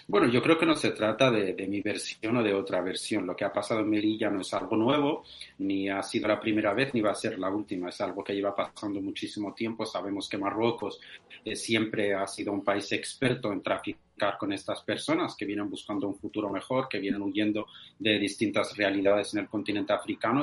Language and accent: Spanish; Western Sahara; soy saharaui de, origen español